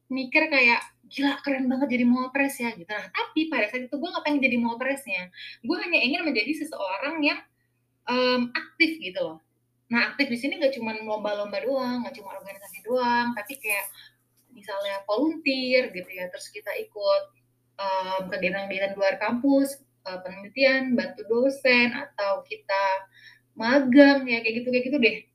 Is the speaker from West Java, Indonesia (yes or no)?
no; Lampung, Indonesia; Ya, jadi sebenarnya tuh gue emang besar di Lampung. Nah, karena keluarga gue tuh transmigrasi gitu dari Bali ke Lampung.